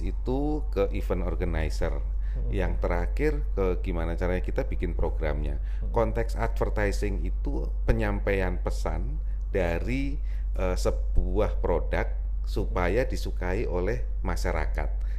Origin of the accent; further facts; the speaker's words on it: Lampung, Indonesia; also born or lived in Yogyakarta / Bandung; now in Jakarta, Indonesia; ibu saya memang dari Jogja, bapak saya dari Jawa Timur, tapi saya lahir di Lampung